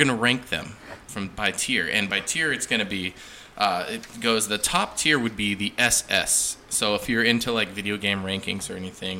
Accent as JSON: {"language": "English", "town": "Hollister", "region": "California", "country": "United States", "tie": "born or raised there", "moved": "yes", "said": "I grew up in Hollister, California"}